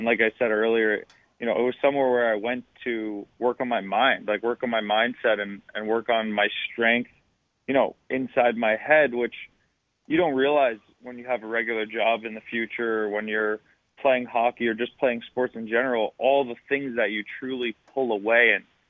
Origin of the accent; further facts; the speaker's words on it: Long Island, New York, United States; Well, my biggest thing in Long Island, ice hockey was a little expensive for my family when I was really, really young.